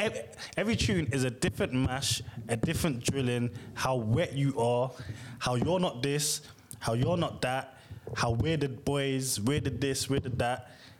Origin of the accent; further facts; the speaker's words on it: Brixton, London, United Kingdom; I'm from Brixton and I only talk to people.